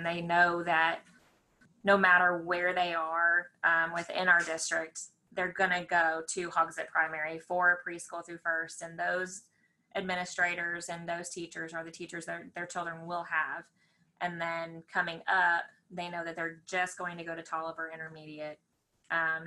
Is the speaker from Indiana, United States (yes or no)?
yes; Indiana, United States; also born or lived in Lexington; now in Danville, United States; I'm originally from Indiana.